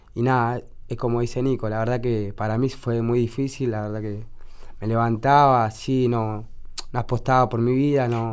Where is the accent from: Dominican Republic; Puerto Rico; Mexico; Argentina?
Argentina; Buenos Aires; yo me crié en la 71, nací ahí.